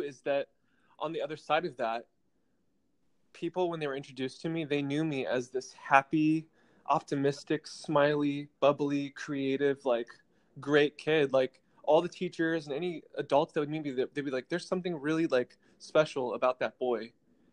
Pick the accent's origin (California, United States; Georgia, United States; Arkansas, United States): California, United States; Orange County; born or raised there; also born or lived in Utrecht, Netherlands; now in West Hollywood, United States